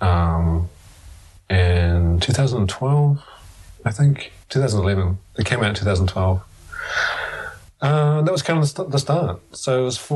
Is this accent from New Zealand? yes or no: yes; New Zealand; moved away as an adult; now in United Kingdom; I'm from New Zealand